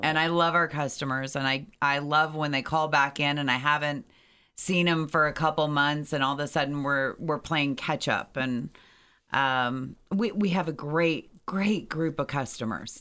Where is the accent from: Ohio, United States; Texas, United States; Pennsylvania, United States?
Ohio, United States; Valley City; moved away as an adult; now in Lancaster, United States; I grew up in a suburb of Cleveland, um, named Medina, actually a smaller town, but people don't know of that town as well, and that's Valley City